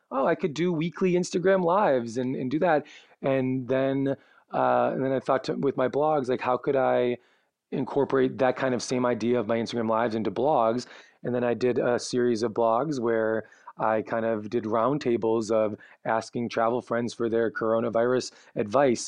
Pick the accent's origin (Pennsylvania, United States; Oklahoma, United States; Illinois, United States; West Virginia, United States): Illinois, United States; Chicago; now in Los Angeles, United States; I'm from Chicago, my family's all in the Midwest area.